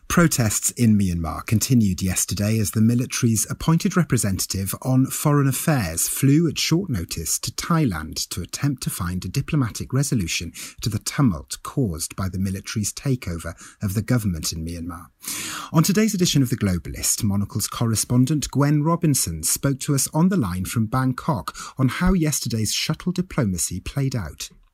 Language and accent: English; Wales, United Kingdom; as a fellow Welsh person